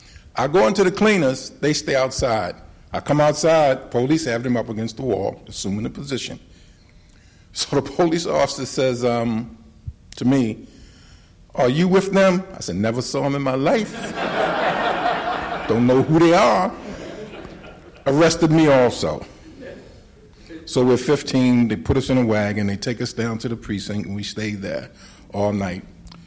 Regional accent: Cherry Hill, New Jersey, United States; I was raised in Cherry Hill, by the way.

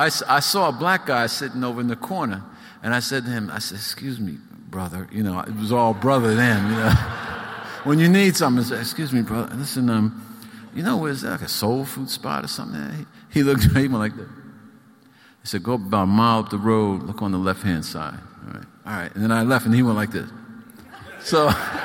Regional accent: New York, United States; I was from New York

